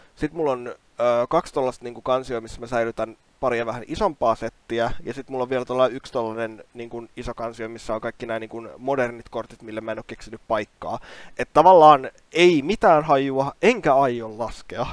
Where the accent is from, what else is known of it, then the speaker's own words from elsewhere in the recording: Kouvola, Kymenlaakso, Finland; mähän tulen Kouolasta